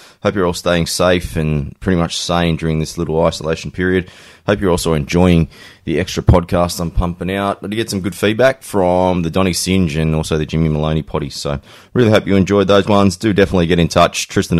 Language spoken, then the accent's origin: English; Sydney, New South Wales, Australia; I grew up in Quakers Hill